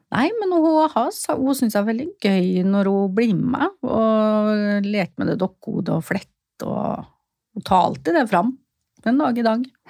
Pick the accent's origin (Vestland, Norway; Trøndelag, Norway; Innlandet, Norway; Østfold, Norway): Østfold, Norway; Fredrikstad; Jeg er fra Fredrikstad